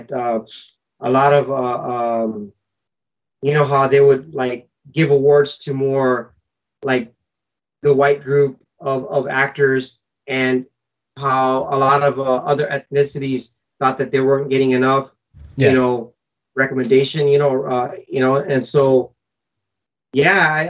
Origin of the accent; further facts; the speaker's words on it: Fiji; I was born in Fiji Island, so I was some kind of like Fijian Indian.